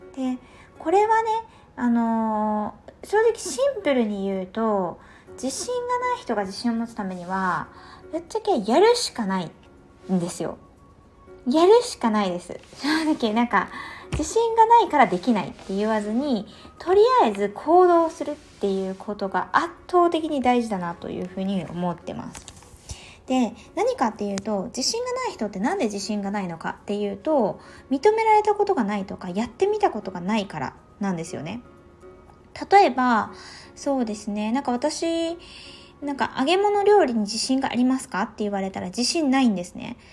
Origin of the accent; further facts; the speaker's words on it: Tohoku, Japan; 東北出身な